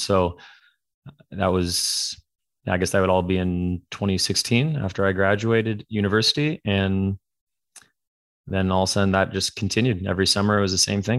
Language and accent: English; Canada; moved away as an adult; also born or lived in Ontario; now in California, United States; born and raised in Canada